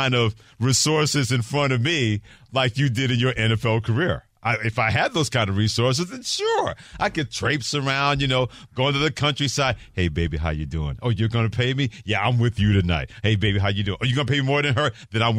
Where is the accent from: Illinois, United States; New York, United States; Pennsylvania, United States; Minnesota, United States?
New York, United States; Growing up in New York, the first team I ever loved was the New York Jets.